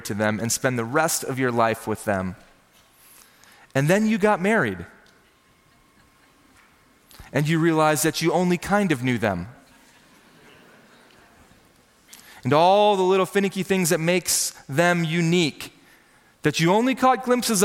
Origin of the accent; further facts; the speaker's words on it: Minnesota, United States; I grew up in Minnesota, the land of 10,000 lakes, which means I grew up with a fishing pole in my hand